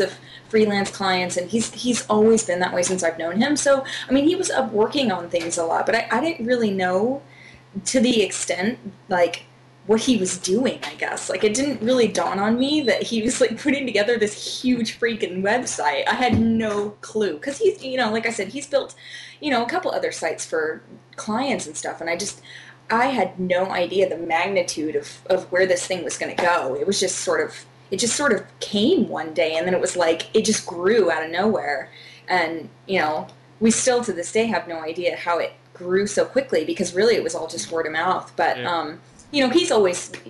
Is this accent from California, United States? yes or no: yes; Fresno, California, United States; moved away as an adult; now in Los Angeles, United States; I'm from Central California. I'm from, like, Fresno area.